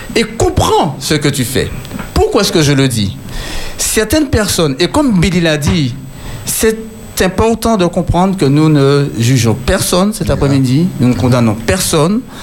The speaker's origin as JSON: {"language": "French", "country": "Martinique", "said": "je suis martiniquais"}